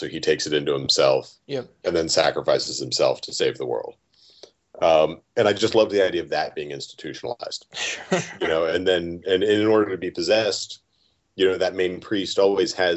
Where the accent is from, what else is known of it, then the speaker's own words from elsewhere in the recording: United States; I'm American